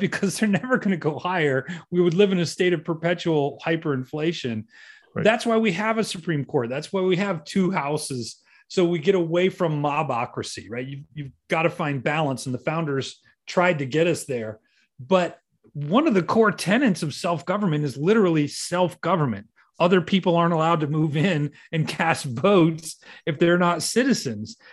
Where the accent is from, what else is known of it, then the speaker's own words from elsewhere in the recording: Ohio, United States; I'm not a New Yorker. I'm, I'm from Ohio